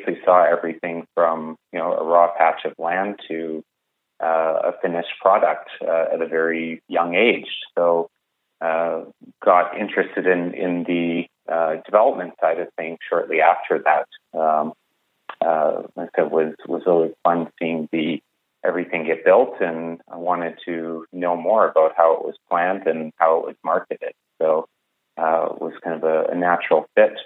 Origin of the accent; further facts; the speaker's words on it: Calgary, Alberta, Canada; one of the few in the city who is born and raised in Calgary